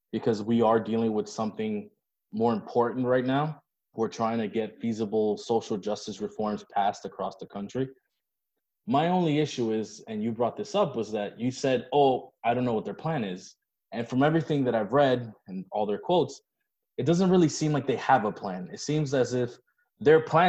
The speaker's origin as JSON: {"language": "English", "town": "Miami", "region": "Florida", "country": "United States", "tie": "born or raised there", "said": "both of us went to school in Miami"}